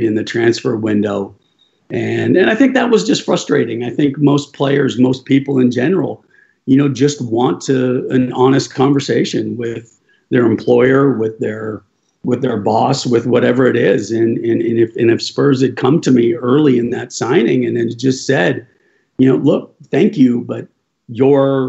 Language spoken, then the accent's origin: English; United States; moved away as an adult; also born or lived in England / Spain / Germany; as an American